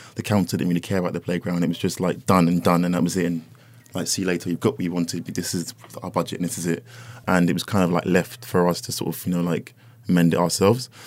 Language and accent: English; London, United Kingdom; where I lived growing up in North London